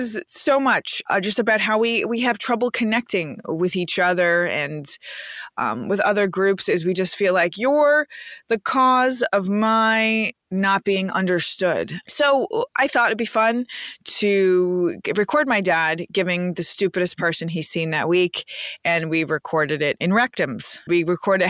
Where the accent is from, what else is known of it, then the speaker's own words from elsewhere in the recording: New York City, New York, United States; I'm from Queens